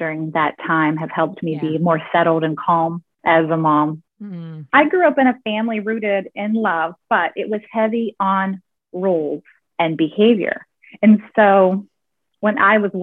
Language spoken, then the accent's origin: English; West Virginia, United States; I grew up in West Virginia in a real small town that has, I think, 2,000-ish people in the town